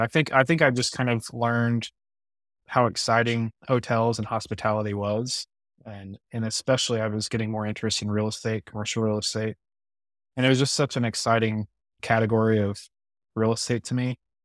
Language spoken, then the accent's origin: English; Midwest, United States; I'm a Midwesterner born and raised and, you know, live in the Ozarks